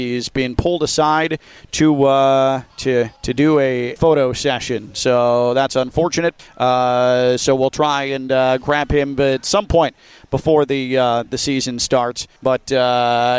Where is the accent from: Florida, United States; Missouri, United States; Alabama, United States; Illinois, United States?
Illinois, United States; Chicago; moved away; I get to head back to my hometown